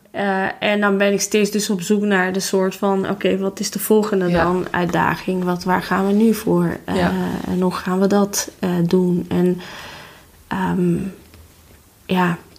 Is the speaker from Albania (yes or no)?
yes; Tirana, Tirana County, Albania; Dutch is a second language; moved away as an adult; now in Netherlands; toen ik nog in Tirana woonde